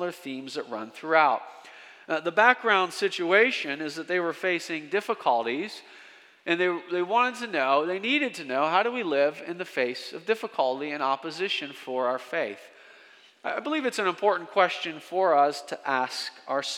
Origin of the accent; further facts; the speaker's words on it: rural central Pennsylvania, United States; I returned to my hometown in rural central Pennsylvania